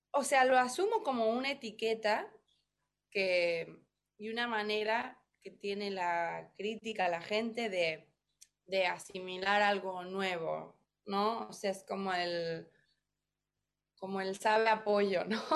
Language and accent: Spanish; Mexico; now in New York, United States; soy mexicana